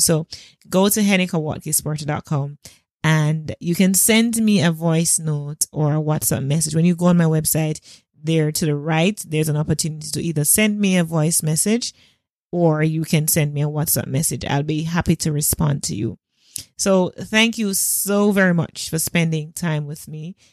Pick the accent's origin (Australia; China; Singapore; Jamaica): Jamaica; as a Jamaican